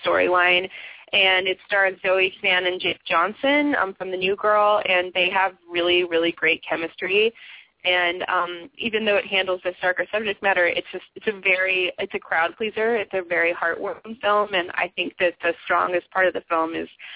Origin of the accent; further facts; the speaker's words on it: Ontario, Canada; moved away as an adult; now in Los Angeles, United States; Being from Canada